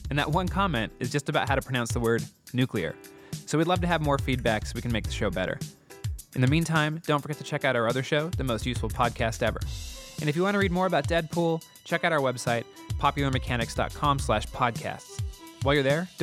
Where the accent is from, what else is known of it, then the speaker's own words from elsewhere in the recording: California, United States; now in New York, United States; I'm from California and I live in New York.